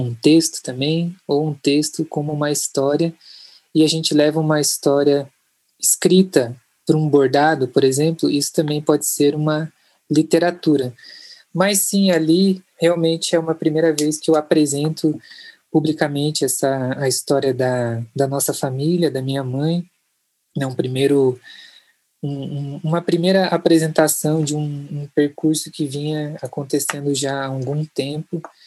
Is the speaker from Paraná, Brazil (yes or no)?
yes; Curitiba, Paraná, Brazil; Eu sou de Curitiba, Roraima